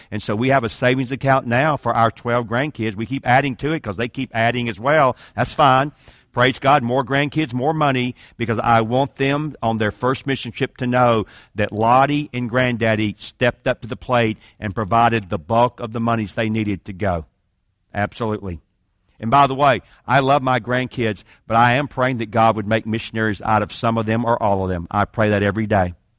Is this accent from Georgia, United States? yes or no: yes; Atlanta, Georgia, United States; I'm from Atlanta, Georgia, so I can speak like this.